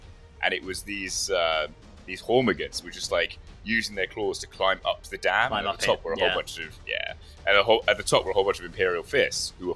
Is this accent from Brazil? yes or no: no; Watford, East of England, United Kingdom; moved away; I'm from Watford originally.